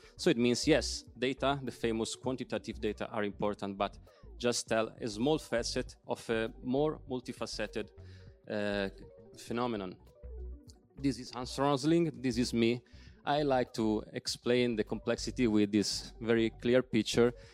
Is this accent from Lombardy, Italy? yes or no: yes; Milan, Lombardy, Italy; English is a second language; moved away as an adult; also born or lived in South Tyrol; now in Bolzano, Italy; I am living there since seven years, but I'm from Milan